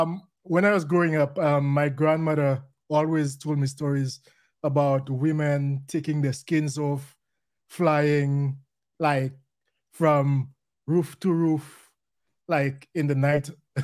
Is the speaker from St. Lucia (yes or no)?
yes; St. Lucia; I'm from St. Lucia.